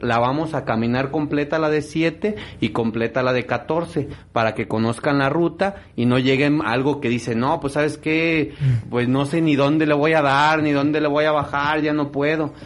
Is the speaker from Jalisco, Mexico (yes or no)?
yes; Etzatlán, Jalisco, Mexico; soy originario de Idetzatlán